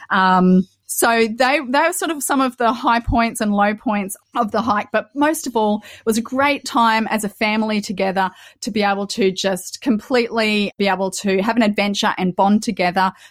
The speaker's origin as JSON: {"language": "English", "country": "Australia", "said": "we're an Aussie family of five."}